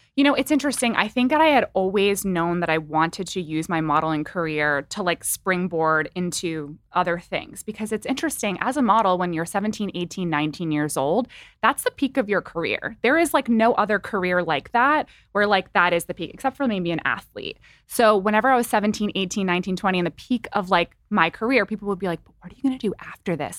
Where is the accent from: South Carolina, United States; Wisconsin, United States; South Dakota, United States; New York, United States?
New York, United States; I'm from New York. My family was really close by.